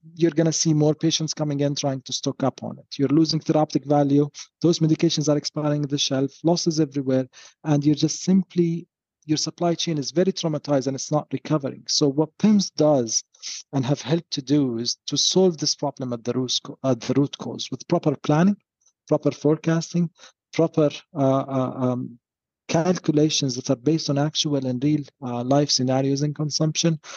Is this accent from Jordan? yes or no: yes; Jordan; moved away; I come from Jordan